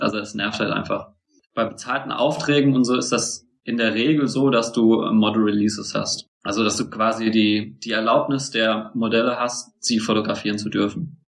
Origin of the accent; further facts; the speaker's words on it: Mainz, Rhineland-Palatinate, Germany; moved away as an adult; also born or lived in Bielefeld; Ich bin eigentlich Mainzer